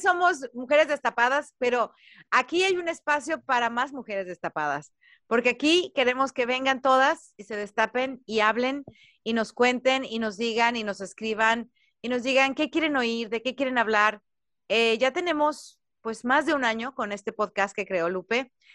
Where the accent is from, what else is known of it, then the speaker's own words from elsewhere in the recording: Jalisco, Mexico; moved away as an adult; now in United States; Yo soy mexicana, soy de Jalisco, tengo 20 años viviendo en Estados Unidos